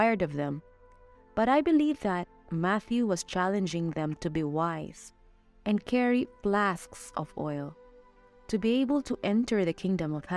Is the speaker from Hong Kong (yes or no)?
no; Philippines; now in Mexico; I am a Filipino missionary, and I'm currently assigned in Mexico